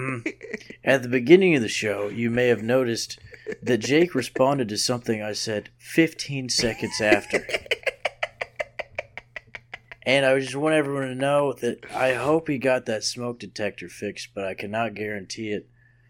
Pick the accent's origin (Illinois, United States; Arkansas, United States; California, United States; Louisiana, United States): Louisiana, United States; New Orleans; No, I said I'm from New Orleans. I go to New Orleans.